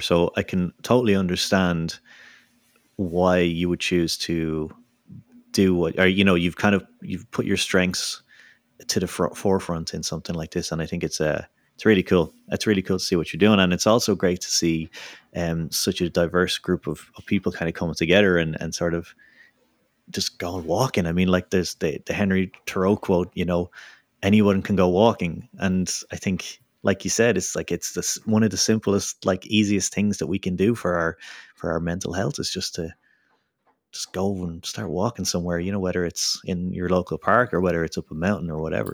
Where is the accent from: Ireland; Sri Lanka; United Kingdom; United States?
Ireland; Dublin, Leinster; moved away; back in my hometown of Dublin